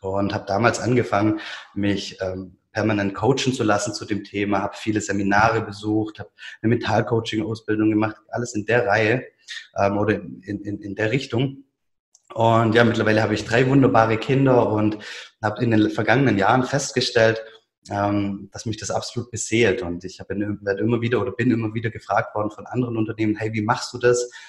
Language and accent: German; Biberach, Baden-Württemberg, Germany; in, Biberach zwischen Ulm und dem Bodensee. Und ja, man hört ich bin ähm, Schwabe durch und durch